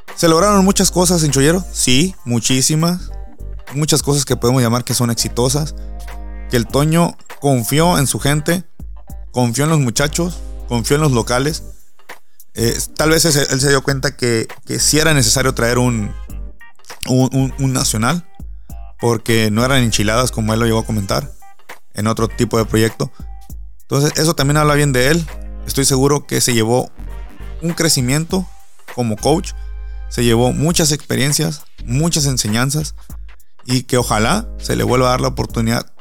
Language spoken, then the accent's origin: Spanish; San José del Cabo, Baja California Sur, Mexico; soy de San José del Cabo